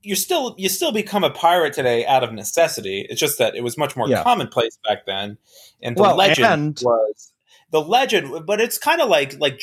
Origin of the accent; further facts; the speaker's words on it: United States; accent: American; our accents are American enough that they all know we're American